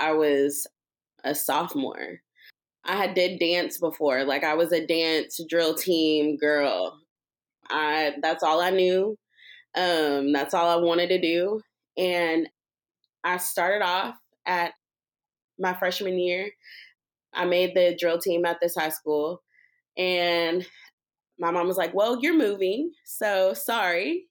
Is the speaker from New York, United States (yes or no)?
no; Jasper, Texas, United States; I'm from Jasper, Texas